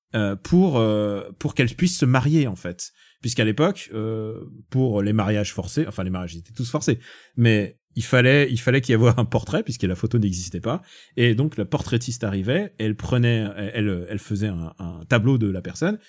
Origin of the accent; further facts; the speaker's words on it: Russia; moved away; je suis russe, je peux, je peux parler en russe